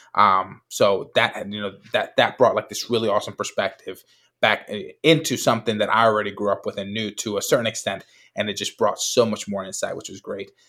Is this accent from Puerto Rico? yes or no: yes; Puerto Rico; I grew up in Puerto Rico